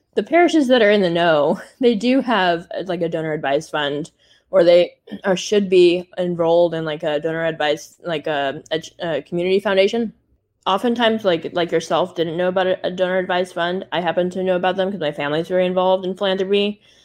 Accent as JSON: {"language": "English", "area": "Silicon Valley", "region": "California", "country": "United States", "tie": "born or raised there", "said": "I grew up in Silicon Valley"}